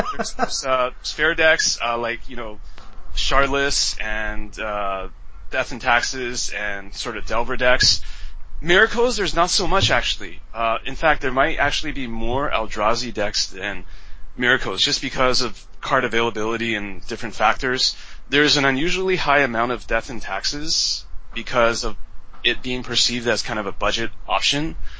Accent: Vancouver, British Columbia, Canada; moved away as an adult; also born or lived in Taiwan; now in Beijing, China; I'm from Taiwan originally, but I grew up in Canada since I was seven, so I'm Taiwanese Canadian. But uh, so in Vancouver

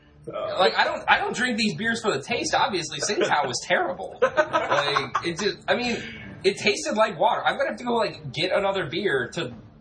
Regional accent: United States; but we're fucking American.

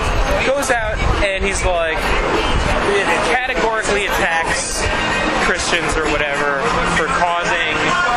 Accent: Midwest, United States; now in New York, United States; I grew up in the Midwest

